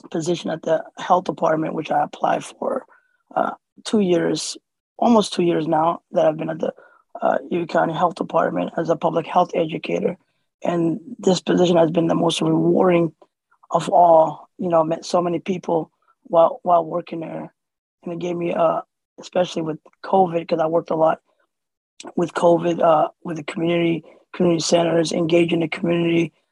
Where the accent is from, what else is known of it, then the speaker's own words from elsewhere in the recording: Somalia; born there; moved away; Originally, I was born in Somalia. Uh, my family came here in 96 uh, as a refugee uh, in the summertime, with, speaking no English.